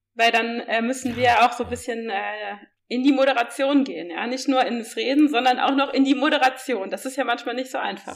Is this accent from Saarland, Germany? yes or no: yes; Saarland, Germany; ich komme ja wie gesagt aus dem Saarland